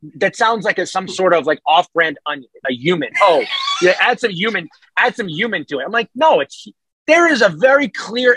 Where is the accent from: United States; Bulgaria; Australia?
United States; New England; accent: New England; I'm very much someone who is from the New England